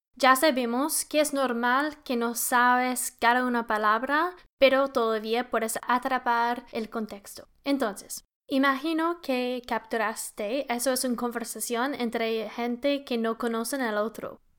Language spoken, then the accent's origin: Spanish; Winnipeg, Manitoba, Canada; yo soy canadiense, pero también la ciudad de donde vengo en Canadá se llama Winnipeg